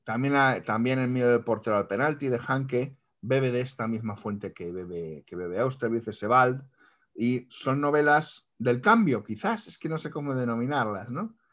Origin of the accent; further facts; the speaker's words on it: Spain; como lectores españoles